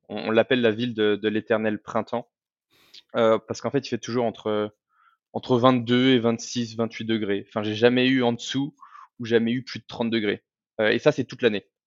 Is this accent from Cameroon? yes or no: no; France; moved away as an adult; also born or lived in Medellín, Colombia; en tant que Français